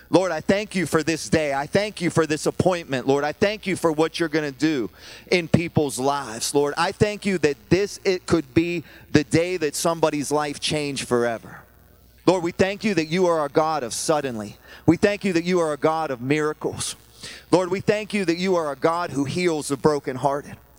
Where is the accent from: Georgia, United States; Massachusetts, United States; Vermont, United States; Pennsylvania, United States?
Pennsylvania, United States; Pittsburgh; I'm from Pittsburgh